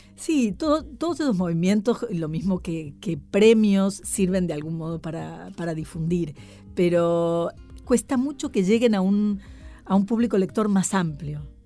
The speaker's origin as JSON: {"language": "Spanish", "country": "Argentina", "moved": "yes", "lives_now": "Madrid, Spain", "said": "ser muy argentina"}